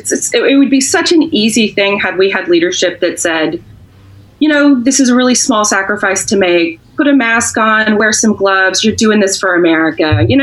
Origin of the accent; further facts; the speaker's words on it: the South, United States; which even I was raised to know that was a traitor flag and nonsense. And I'm a Southerner.